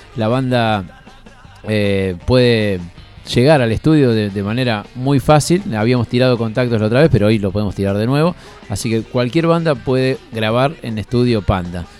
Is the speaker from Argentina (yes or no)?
yes; Aldo Bonzi, Buenos Aires Province, Argentina; yo soy del oeste, yo soy de Aldo Bonzi, sigo viviendo en la misma casa eh, desde que tengo uso de razón